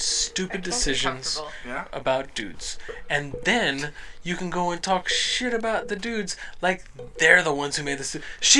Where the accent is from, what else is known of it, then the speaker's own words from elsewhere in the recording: Berkeley, California, United States; also born or lived in Managua, Nicaragua; I was raised in Berkeley.